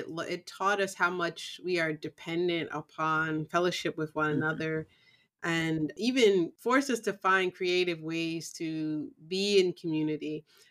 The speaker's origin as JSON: {"language": "English", "region": "the North", "country": "United States", "tie": "born or raised there", "said": "I grew up in the North. However, I do know that I also have Black culture defined roles. And even my father's family coming from the South, some of that is ingrained in me as well."}